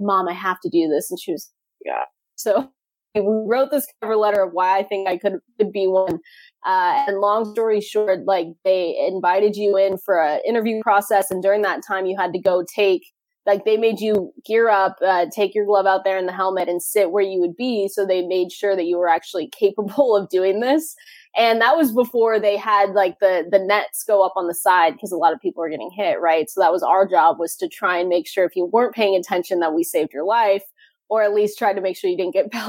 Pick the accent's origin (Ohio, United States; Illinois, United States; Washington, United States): Washington, United States; Seattle; I'm from Seattle, just 15 minutes outside downtown and on the South End.